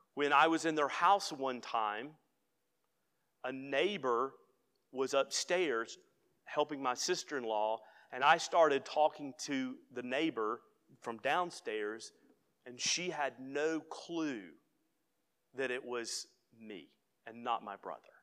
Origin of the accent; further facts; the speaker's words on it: United States; as an American who elects a president